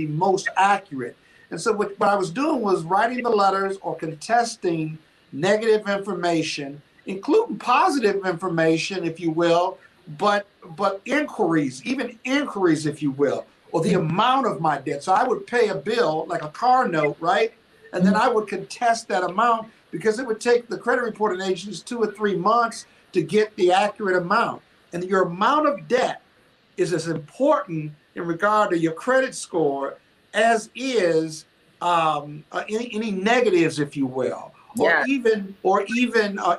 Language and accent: English; Joliet, Illinois, United States; moved away; I'm from Joliet, Illinois